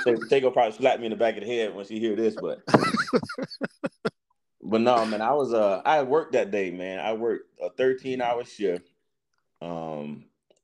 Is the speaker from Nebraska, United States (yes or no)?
no; Tuscaloosa, Alabama, United States; now in Jacksonville, United States; Currently living in Jacksonville, Florida. Born and raised in Tuscaloosa.